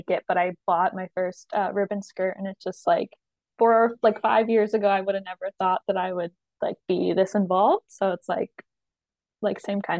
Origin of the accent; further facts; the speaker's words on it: Elizabeth Métis Settlement, Alberta, Canada; I'm from Elizabeth Métis settlement around Cold Lake and yeah, in Alberta.